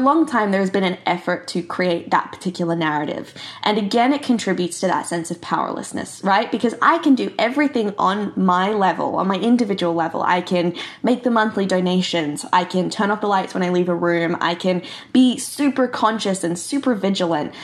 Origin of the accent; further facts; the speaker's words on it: Bali, Indonesia; I grew up in Bali in Indonesia